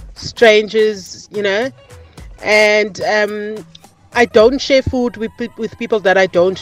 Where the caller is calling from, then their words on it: East London, Eastern Cape, South Africa; We're calling from East London here.